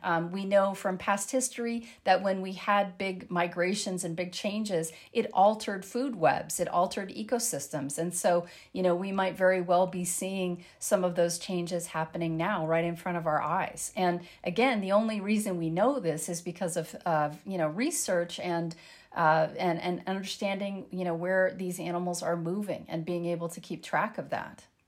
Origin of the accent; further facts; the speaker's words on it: landlocked Colorado, United States; I grew up in Lanlock, Colorado